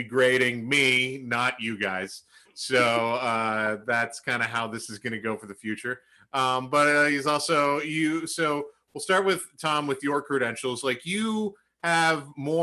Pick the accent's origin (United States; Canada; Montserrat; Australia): Canada; Prince Edward Island; I grew up outside Charlottetown, Prince of Rhode Island